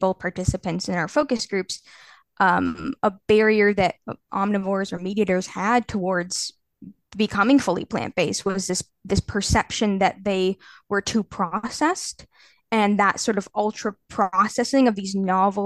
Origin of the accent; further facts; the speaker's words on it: Canada; now in Edinburgh, United Kingdom; I'm from Canada originally